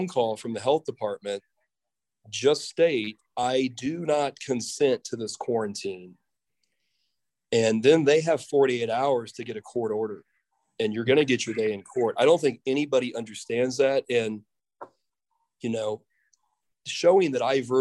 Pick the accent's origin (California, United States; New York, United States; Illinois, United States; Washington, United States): Illinois, United States; Mahomet; moved away as an adult; I always really enjoyed everything about growing up in Muhammad